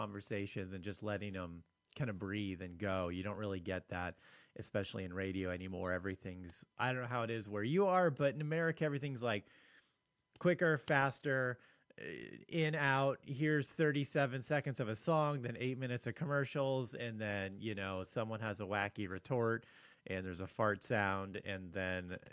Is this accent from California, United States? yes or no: yes; Long Beach, California, United States; now in Washington, United States; Long Beach is where I grew up